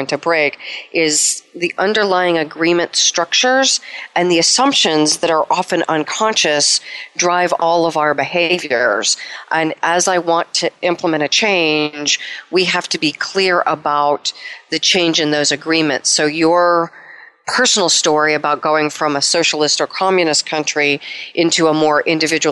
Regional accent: United States; I'm American

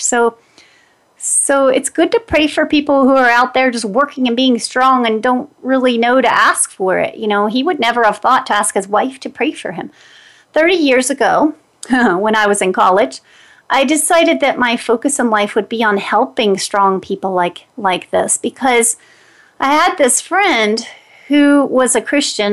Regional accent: Greenbrier County, West Virginia, United States; now in Denver, United States; that's my hometown. I live in Denver, Colorado now, but I grew up in Greenbrier County, West Virginia

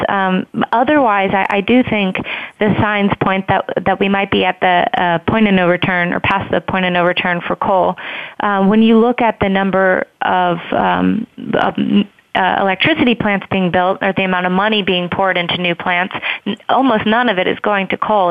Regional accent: Columbus, Ohio, United States; moved away; I'm actually from Columbus myself

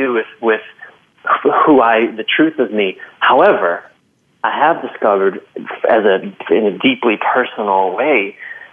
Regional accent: Maryland, United States; moved away; I'm from Maryland, and I went home to visit many months ago

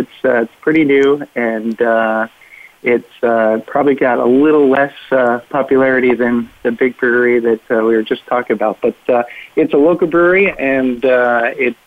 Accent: Williamsburg, Virginia, United States; I'm in Williamsburg, Virginia, which is my hometown

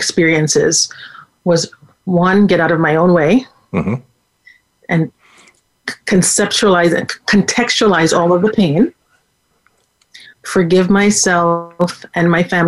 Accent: Jamaica; also born or lived in Waterbury, Connecticut, United States; now in United States; I was born in Jamaica

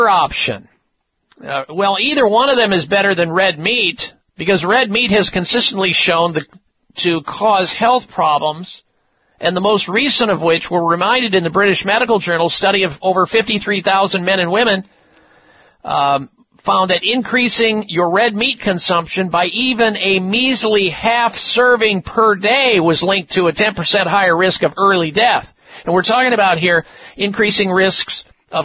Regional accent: Midwest, United States; when I was growing up in the Midwest

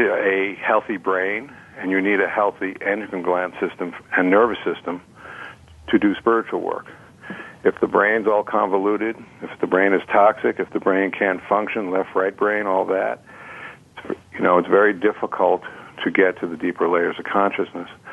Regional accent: New York City, New York, United States; I was raised on New York City water back in the mm-hmm. 50s

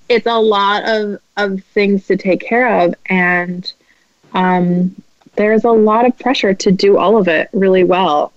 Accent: Midwest, United States; I'm Midwestern

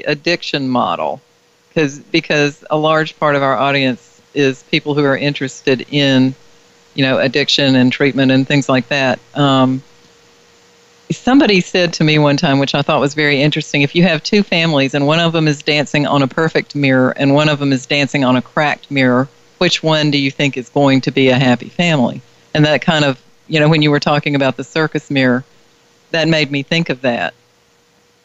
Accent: the South, United States; as I'm sure you can tell by my accent, I grew up in the South

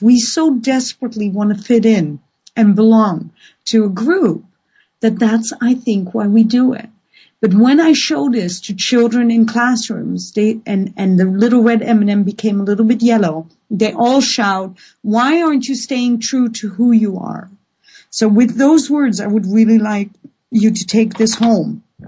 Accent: Netherlands; now in Vancouver, Canada; I have a Dutch passport and I feel Dutch.

